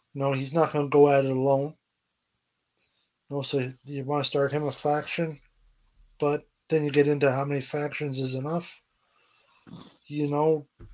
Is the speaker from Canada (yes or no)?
yes; Newfoundland and Labrador, Canada; I'm from Newfoundland